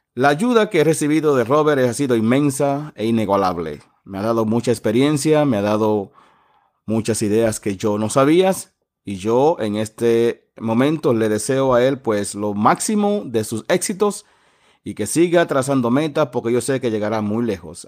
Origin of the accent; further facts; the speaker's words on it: Dominican Republic; now in Edmonton, Canada; Yo soy dominicano, el cual como muchos plátanos, pero tengo toda una vida viviendo aquí en Montón, Alberta, Canadá